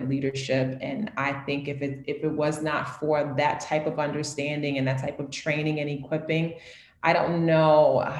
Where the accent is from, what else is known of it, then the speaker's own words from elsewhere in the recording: New York City, New York, United States; also born or lived in Harlem / the Bronx; I am a born, born and raised New Yorker. I'm from New York City